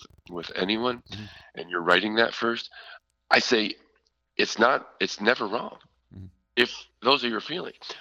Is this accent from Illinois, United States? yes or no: no; Philadelphia, Pennsylvania, United States; now in Vermont, United States; I was born in Philadelphia, so I'm not a Vermonter.